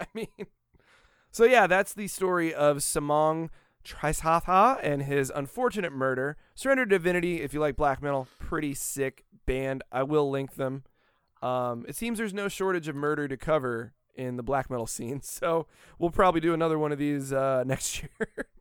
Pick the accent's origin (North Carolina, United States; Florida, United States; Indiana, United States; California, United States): Florida, United States; Daytona Beach; also born or lived in Van Buren, Maine; I was born in Daytona Beach, Florida, Halifax Hospital